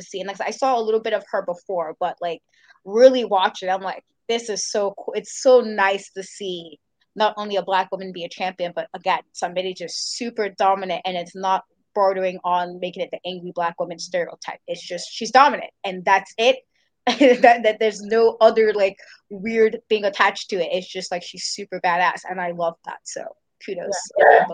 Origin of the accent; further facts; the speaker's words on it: New York City, New York, United States; New Yorker